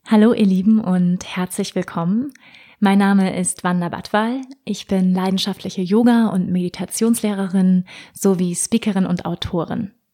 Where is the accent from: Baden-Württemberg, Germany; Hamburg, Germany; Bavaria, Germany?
Hamburg, Germany; Ich wurde in Hamburg geboren, der wunderschönen Hafenstadt im Norden von Deutschland, 1985.